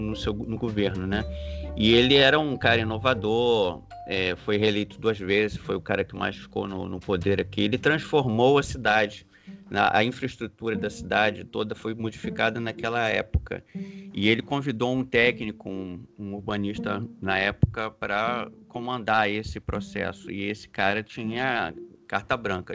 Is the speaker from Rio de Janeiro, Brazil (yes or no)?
yes; Rio de Janeiro, Brazil; also born or lived in Brasília; now in New York, United States; Eu vivi em Brasília e, e sou carioca e agora vivo em uma cidade como Nova York.